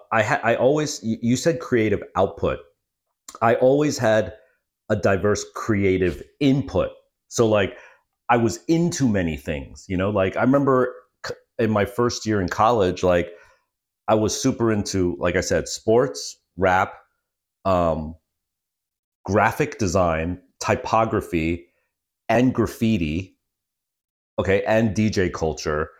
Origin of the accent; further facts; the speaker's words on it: Freehold, New Jersey, United States; moved away as an adult; I was born in, uh, Monmouth County, Freehold